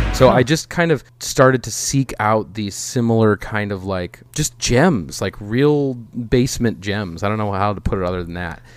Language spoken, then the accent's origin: English; Minnesota, United States; as a Minnesotan